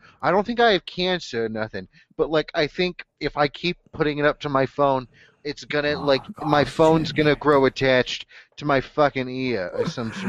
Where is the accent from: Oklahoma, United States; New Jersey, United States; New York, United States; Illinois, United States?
Oklahoma, United States; I'm from Oklahoma